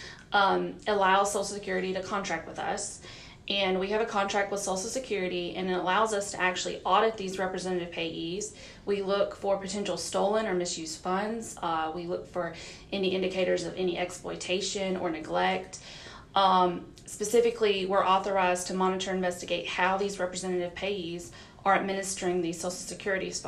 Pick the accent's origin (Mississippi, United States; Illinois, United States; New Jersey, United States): Mississippi, United States; Forest; moved away as an adult; also born or lived in Louisville, Kentucky; now in Mississippi, United States; Born and raised in Forest, Mississippi